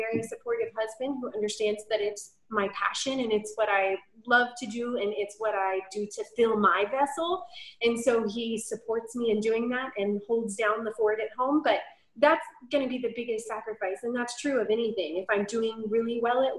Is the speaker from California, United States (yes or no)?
no; Dallas, Texas, United States; moved away as an adult; now in College Station, United States; we moved here from the Dallas-Fort Worth area where I have lived my entire life and all of my family is still there